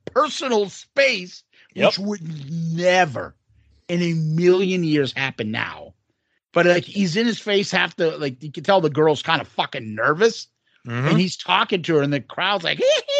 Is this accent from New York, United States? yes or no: yes; Bronx, New York, United States; Oh, he doesn't know I'm from the Bronx.